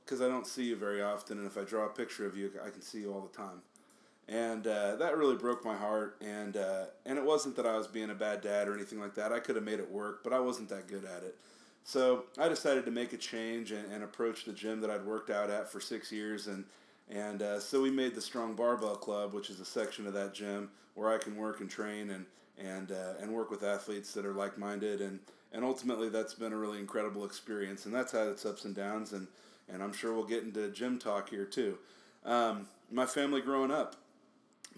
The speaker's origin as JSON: {"language": "English", "town": "Topeka", "region": "Kansas", "country": "United States", "moved": "as an adult", "lives_now": "Kansas City, United States", "said": "I'm from Topeka, Kansas. I live in Kansas City, Missouri."}